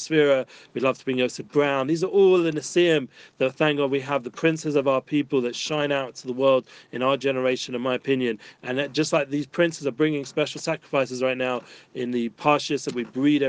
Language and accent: English; London, United Kingdom; growing up in North London